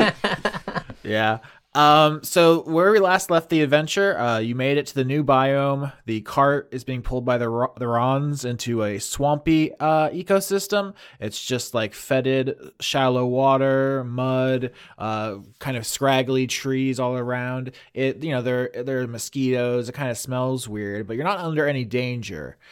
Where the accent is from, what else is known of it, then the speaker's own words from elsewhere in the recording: Florida, United States; growing up in Florida